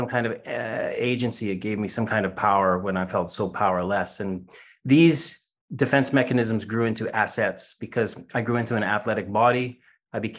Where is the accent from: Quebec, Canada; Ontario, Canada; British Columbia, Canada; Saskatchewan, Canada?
Saskatchewan, Canada; moved away as an adult; also born or lived in Doncaster, United Kingdom / Isle of Wight, United Kingdom; I was born in Canada to two English immigrants from the UK who immigrated to Canada in the 60s, in the middle of Canada, above Montana, a province called Saskatchewan